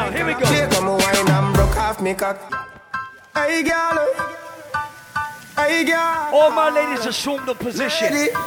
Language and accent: English; Portmore, Saint Catherine, Jamaica; I'm from Portmore, that's in J.A.